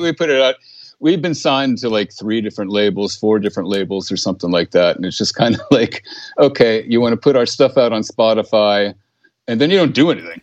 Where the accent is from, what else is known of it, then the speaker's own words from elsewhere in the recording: Bergen County, New Jersey, United States; moved away as an adult; now in Sweden; I'm from Bergen County